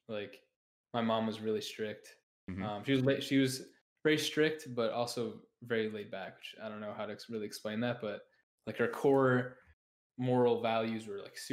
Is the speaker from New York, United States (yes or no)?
yes; Buffalo, New York, United States; I'm from Buffalo, New York. Mm-hmm. I've lived here my whole life.